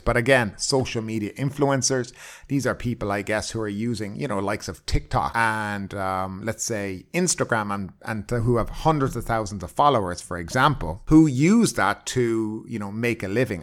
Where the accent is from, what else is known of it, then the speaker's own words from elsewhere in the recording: Ireland; now in Thailand; I come from Ireland